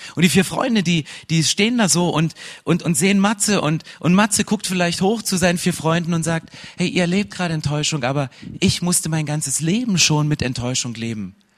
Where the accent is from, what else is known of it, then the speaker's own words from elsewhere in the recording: 80 km southeast of Dresden, Saxony, Germany; accent: Saxon; Ich bin in Ostdeutschland aufgewachsen, so 80 Kilometer südöstlich von Dresden. Damals stand die Mauer noch und es ist Sachsen.